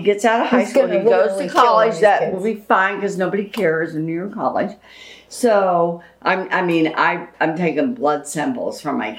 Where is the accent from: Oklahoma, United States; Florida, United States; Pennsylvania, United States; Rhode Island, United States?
Oklahoma, United States; We're from Oklahoma.